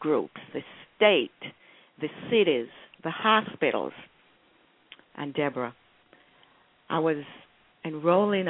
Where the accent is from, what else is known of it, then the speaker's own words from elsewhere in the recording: Jamaica; moved away as an adult; now in Alexandria, United States; I'm from Jamaica